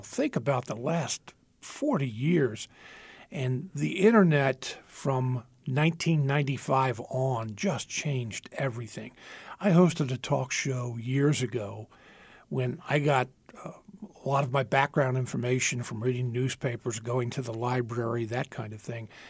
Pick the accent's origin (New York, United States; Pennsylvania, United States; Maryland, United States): Pennsylvania, United States; Philadelphia; now in central Pennsylvania, United States; Growing up in the Philadelphia area